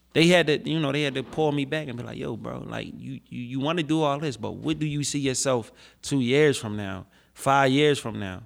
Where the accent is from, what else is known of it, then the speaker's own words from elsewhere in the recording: Philadelphia, Pennsylvania, United States; Philly is my hometown, they made me, and this is where I come from